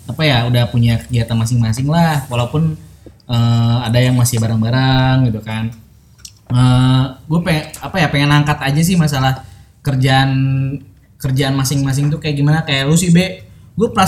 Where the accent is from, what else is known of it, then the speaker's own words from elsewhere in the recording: Bogor, West Java, Indonesia; Saya dari Bogor.